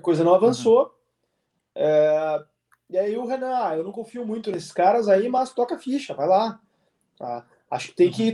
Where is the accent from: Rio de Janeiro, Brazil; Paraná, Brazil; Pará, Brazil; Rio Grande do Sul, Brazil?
Rio Grande do Sul, Brazil; also born or lived in Porto Alegre; como bom gaúcho